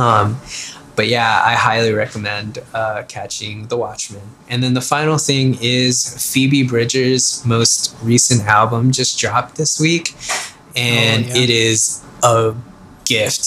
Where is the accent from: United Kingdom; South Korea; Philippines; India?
Philippines; now in United States; In the Philippines, it's like our national sport, and so I knew of the Lakers and Magic Johnson and Kareem Abdul-Jabbar before I even immigrated to the U.S.